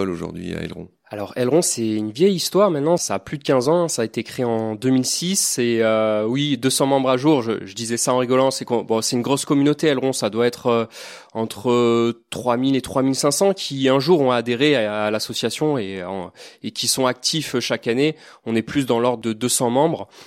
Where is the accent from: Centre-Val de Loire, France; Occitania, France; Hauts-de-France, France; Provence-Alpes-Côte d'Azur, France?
Provence-Alpes-Côte d'Azur, France; Toulon; je suis du Var, en effet. Donc, euh, de hier, j'ai découvert le milieu marin euh, en allant à Porquerolles, Porquerolles, et aussi en, en plongeant dans des zones beaucoup moins raffinées, comme les ports à Toulon.